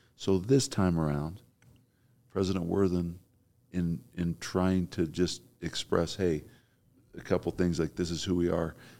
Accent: Provo, Utah, United States; I'm from Provo. I kinda know the lay of the land

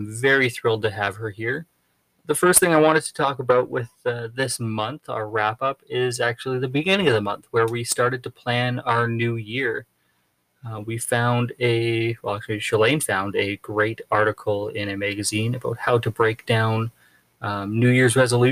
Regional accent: Alberta, Canada; moved away as an adult; coming from Alberta, growing up in the Rocky Mountains.

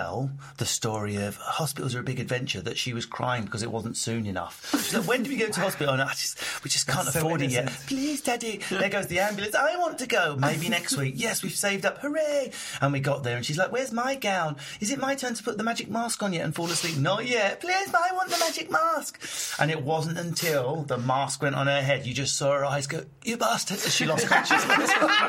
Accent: Egypt; It was when I changed plane in Lahore, just to visit family, even though I'm from Egypt.

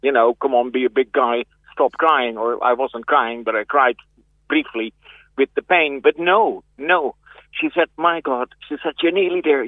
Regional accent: Netherlands; moved away as an adult; also born or lived in West Cork, Ireland; now in Cork, Ireland; I'm originally from Holland.

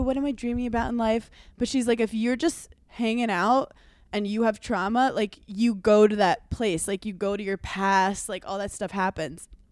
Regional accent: New York, United States; As a New Yorker

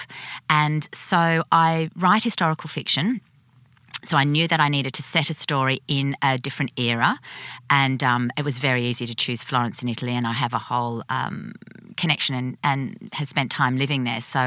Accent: Sydney, New South Wales, Australia; I'm born and bred in Sydney

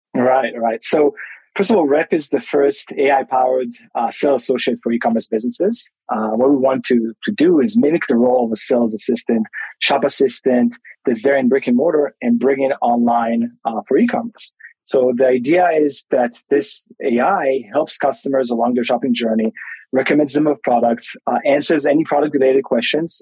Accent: Tel Aviv, Tel Aviv District, Israel; I'm originally from Tel Aviv, Israel, but right now I'm I'm in Melbourne

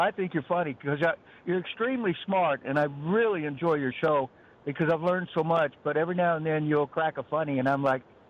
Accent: the West, United States; now in Hernando, United States; I'm from the West, and you know the other pronunciation.

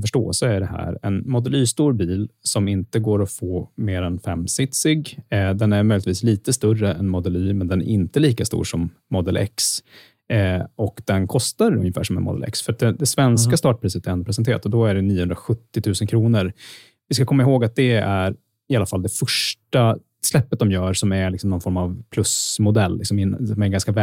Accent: Sweden; som svensk

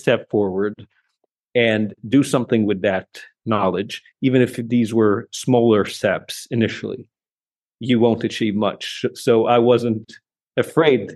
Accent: Lebanon; moved away as an adult; also born or lived in Saudi Arabia; now in Riyadh, Saudi Arabia; I'm actually from Lebanon, but I've spent most of my professional career in Saudi Arabia

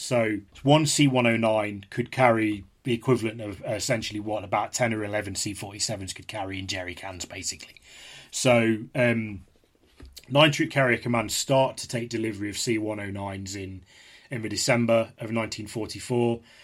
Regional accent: Leicestershire, East Midlands, United Kingdom; also born or lived in Derby; I was born in Derby, but I was, from, from, from the age of eight, I was raised in Le-, in Leicestershire

